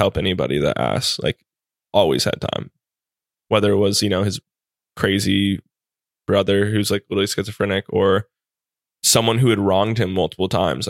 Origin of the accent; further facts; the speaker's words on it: Hawaii, United States; But growing up in Hawaii, like all of my teachers were Japanese.